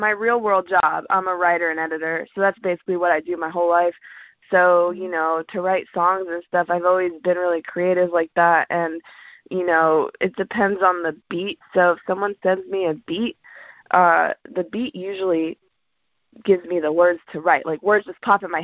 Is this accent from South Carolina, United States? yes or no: no; Atlanta, Georgia, United States; moved away as an adult; also born or lived in Washington, D.C.; now in DMV (DC, Maryland, Virginia), United States; I grew up in Atlanta. So I was born in DC, but then my mom moved us down to Atlanta when I was like 6. And then grew up there